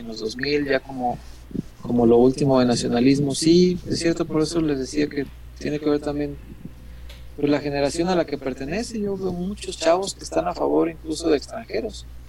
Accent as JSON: {"language": "Spanish", "country": "Mexico", "said": "somos mexicanos"}